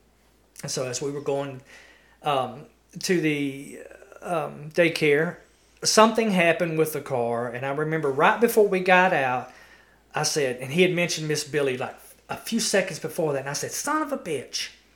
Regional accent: Dora, Alabama, United States; also born or lived in Walker County, Alabama / Marion County, Alabama / Winston County, Alabama; And we lived in Dora, my hometown.

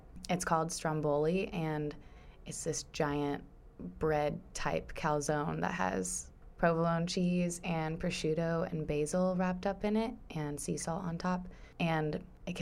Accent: San Diego, California, United States; I'm from San Diego, California

